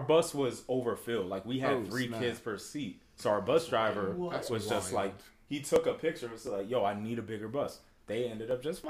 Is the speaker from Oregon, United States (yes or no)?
no; Bridgeport, Connecticut, United States; Because I was from Bridgeport.